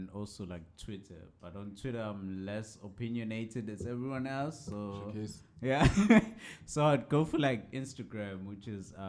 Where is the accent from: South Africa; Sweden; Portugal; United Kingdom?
South Africa; A South African citizen. I do being a South African citizen, man.